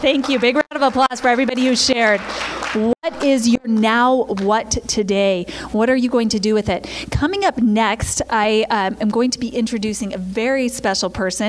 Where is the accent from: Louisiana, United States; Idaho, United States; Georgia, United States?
Idaho, United States; Now, remember, I'm a girl from Idaho, so this is before I was, like, out in the world.